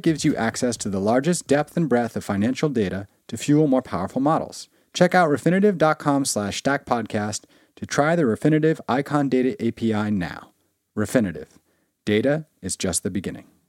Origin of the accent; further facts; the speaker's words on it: New York City, New York, United States; my whole high school experience in, uh, Bay Ridge, Brooklyn